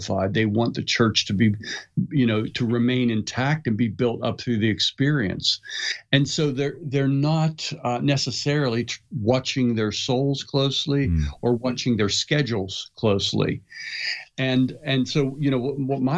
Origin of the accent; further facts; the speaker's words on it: Pittsburgh, Pennsylvania, United States; I grew up in Pittsburgh and we used to have school closed, you know, constantly because of snow